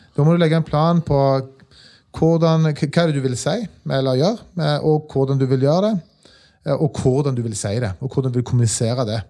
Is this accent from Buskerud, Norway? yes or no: no; Stavanger, Rogaland, Norway; Jeg er fra Stavanger